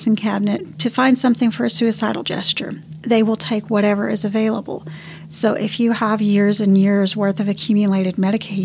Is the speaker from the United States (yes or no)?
yes; Canyon, Texas, United States; also born or lived in Houston, Texas; I grew up in Canyon, just outside of Amarillo